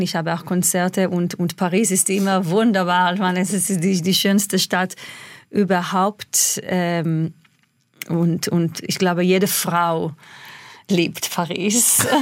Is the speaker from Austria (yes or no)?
no; Israel; German is a second language; moved away; also born or lived in England; ich als Kind in Israel